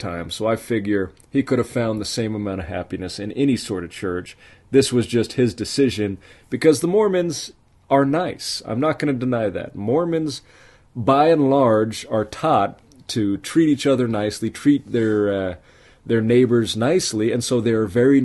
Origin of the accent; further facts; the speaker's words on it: Salt Lake City, Utah, United States; also born or lived in Italy; I come from Salt Lake City, Utah. I was born there, raised there